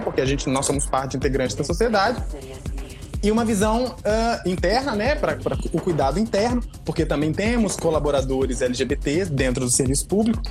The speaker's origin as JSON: {"language": "Portuguese", "town": "Cariacica", "region": "Espírito Santo", "country": "Brazil", "said": "sou de Cariacica, eu tenho muito orgulho"}